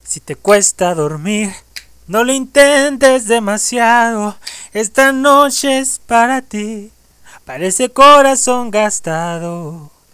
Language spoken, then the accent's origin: Spanish; Ciudad Juárez, Chihuahua, Mexico; yo soy de México, nacido en Ciudad Juárez